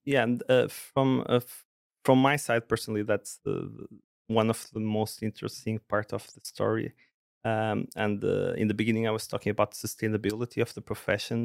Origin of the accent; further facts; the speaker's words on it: Porto, Norte, Portugal; moved away as an adult; now in Sweden; I was based in, in in Porto, Portugal, in the in the north